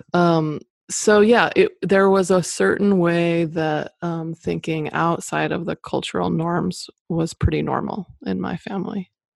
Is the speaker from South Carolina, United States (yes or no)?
no; Boise, Idaho, United States; moved away as an adult; also born or lived in Boston; I grew up in Boise, Idaho